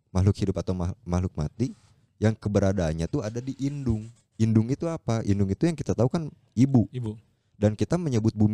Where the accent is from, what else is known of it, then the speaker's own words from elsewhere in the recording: Bandung, West Java, Indonesia; Tapi kebetulan karena kita orang Bandung asli dan kita orang Sunda, tanggung jawabnya itu berat juga men untuk melestarikan budaya-budaya yang ada